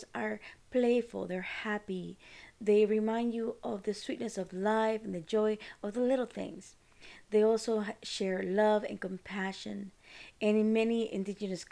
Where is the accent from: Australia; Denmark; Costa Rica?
Costa Rica; now in United States; I'm from Costa Rica